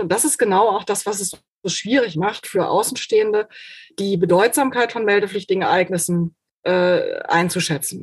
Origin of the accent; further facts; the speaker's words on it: Germany; bei uns in Deutschland